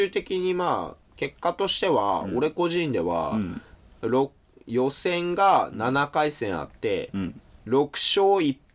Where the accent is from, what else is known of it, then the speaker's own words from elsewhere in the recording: Yamagata, Japan; 山形生まれの江戸っ子